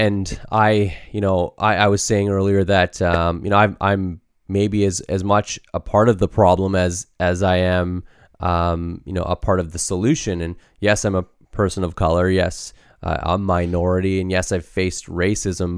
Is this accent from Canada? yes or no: yes; Canada; born or raised there